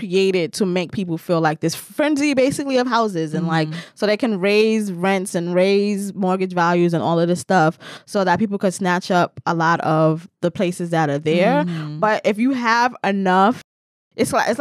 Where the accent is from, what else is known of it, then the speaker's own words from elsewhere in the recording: New York City, New York, United States; I'm from New York